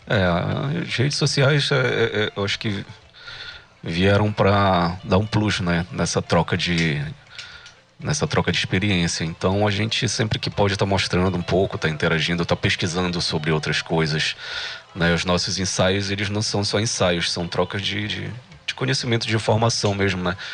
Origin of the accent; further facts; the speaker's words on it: Pará, Brazil; accent: paraense; nosso sotaque ele é paraense